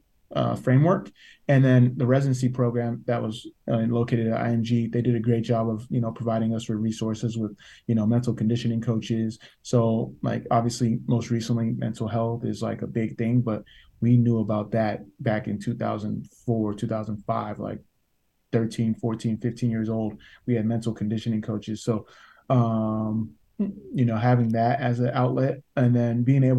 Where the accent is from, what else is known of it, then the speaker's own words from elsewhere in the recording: United States; growing up in America